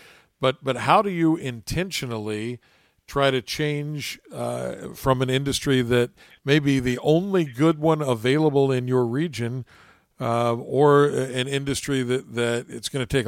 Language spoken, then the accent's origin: English; southern West Virginia, United States; moved away; I grew up in a small coal mining town in the Appalachian Mountains